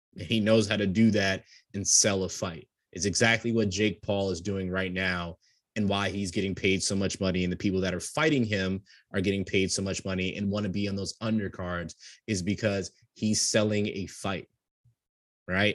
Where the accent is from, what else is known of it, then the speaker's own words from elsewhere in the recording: New York, United States; I come from New York, just like Sam